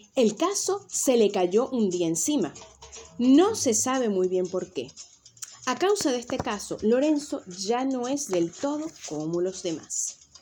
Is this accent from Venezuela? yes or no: yes; Venezuela; moved away as an adult; also born or lived in Canary Islands, Spain; now in Tenerife, Spain; yo soy nacida en Venezuela, que es mi tierra natal, y actualmente vivo en las Islas Canarias, en España